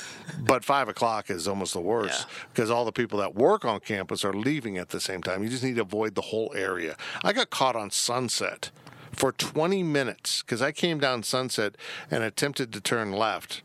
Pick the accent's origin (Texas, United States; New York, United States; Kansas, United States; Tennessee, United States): Kansas, United States; Salina; now in Manhattan, United States; my hometown is, I will always say Salina because that is where I grew up